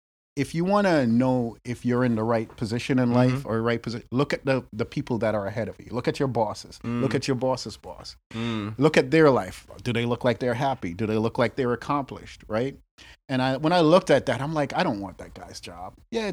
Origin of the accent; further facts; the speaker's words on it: New York, United States; now in Boston, United States; I'm from New York.